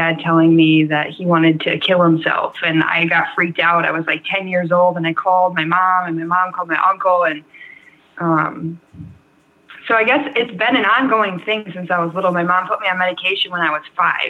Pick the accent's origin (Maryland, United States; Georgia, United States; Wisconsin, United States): Wisconsin, United States; Pickerel; moved away as an adult; also born or lived in Portland / California / Antigo, Wisconsin / Green Bay, Wisconsin; Originally, I am from Pickerel, Wisconsin. It's in the middle of nowhere.